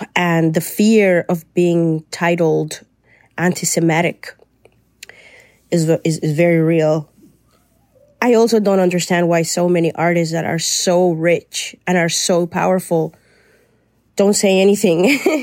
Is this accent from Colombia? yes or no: yes; Colombia; now in Canada; I'm Colombian but I live in Canada